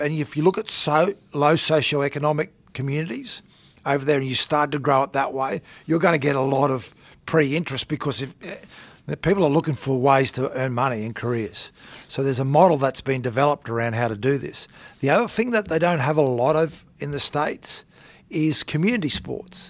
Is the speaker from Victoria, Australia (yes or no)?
no; Townsville, Queensland, Australia; moved away as an adult; also born or lived in Thursday Island / New South Wales; I grew up in Townsville.